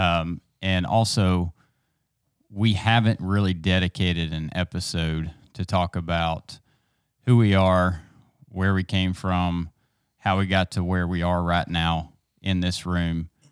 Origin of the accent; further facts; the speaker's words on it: East Texas, United States; I grew up here in East Texas in a small town.